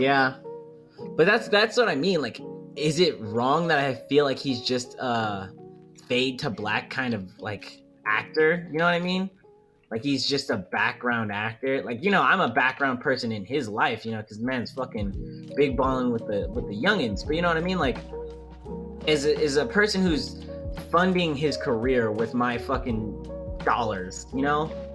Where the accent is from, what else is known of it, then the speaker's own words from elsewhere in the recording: New York, United States; accent: New York; being from New York